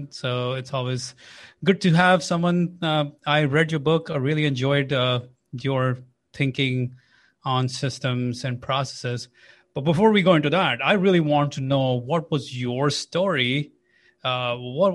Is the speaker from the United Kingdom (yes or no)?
no; India; I'm from India